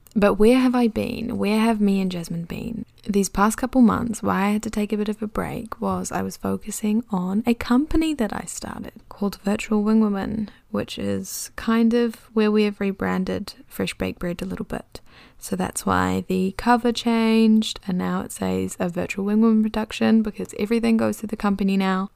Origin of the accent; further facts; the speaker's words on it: New Zealand; accent: Kiwi; also born or lived in London; I can definitely feel my Kiwi accent coming back a little bit